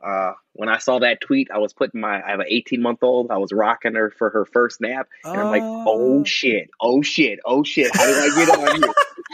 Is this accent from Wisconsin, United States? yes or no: yes; Milwaukee, Wisconsin, United States; accent: Wisconsin; so I'm from Milwaukee, Wisconsin, of T-Pain fame, where he rhymed mansion with Wisconsin. we're just north of Chicago, about 90 minutes